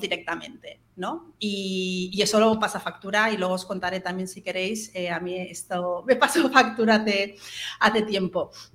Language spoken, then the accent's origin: Spanish; Mallorca, Balearic Islands, Spain; moved away as an adult; also born or lived in Barcelona; Yo soy de Mallorca, estudié en Barcelona y cuando volví a Mallorca